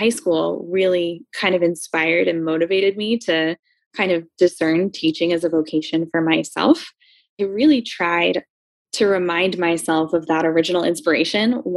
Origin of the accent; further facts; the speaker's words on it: Philadelphia, Pennsylvania, United States; I grew up in Philly. I absolutely love my city.